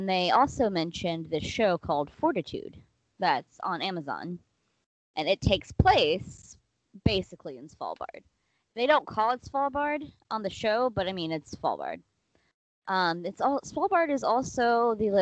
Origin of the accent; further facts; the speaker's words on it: Mississippi, United States; moved away; I grew up in Mississippi